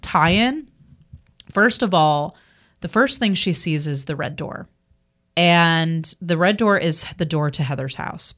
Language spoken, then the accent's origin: English; Marietta, Georgia, United States; growing up in Marietta, 'cause that's where I'm from, Marietta